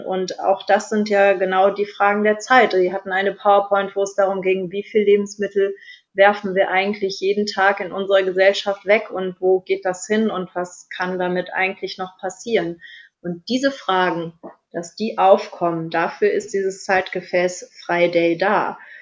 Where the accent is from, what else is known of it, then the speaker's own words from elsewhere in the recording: Germany; bei uns in Deutschland